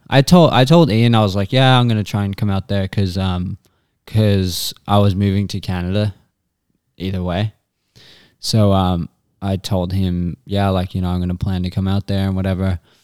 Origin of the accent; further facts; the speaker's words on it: Australia; from Australia, and, uh, I'm currently in Phoenix